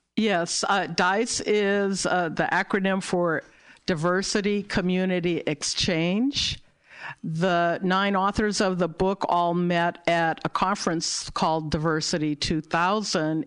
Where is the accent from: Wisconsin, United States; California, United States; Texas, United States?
California, United States; Berkeley; I was born and raised in Berkeley, California